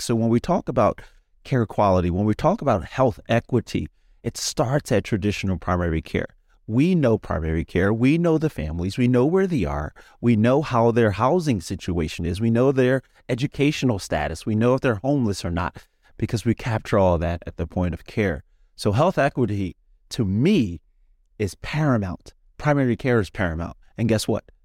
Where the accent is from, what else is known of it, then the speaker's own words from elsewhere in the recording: Philadelphia, Pennsylvania, United States; I'm from Philadelphia, Pennsylvania.